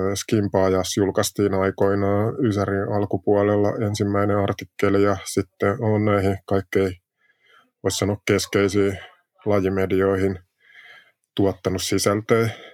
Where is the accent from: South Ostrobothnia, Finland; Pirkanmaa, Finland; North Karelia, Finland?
South Ostrobothnia, Finland; Jalasjärvi; Niin mä oon Etelä-Pohjanmaalta Jalasjärvel syntynyt alun perin